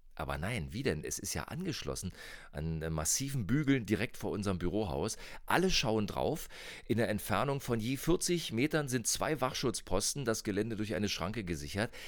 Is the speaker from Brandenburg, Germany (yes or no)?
yes; Birkenwerder, Brandenburg, Germany; Ich komme aus Bürgenwerder im Norden von Berlin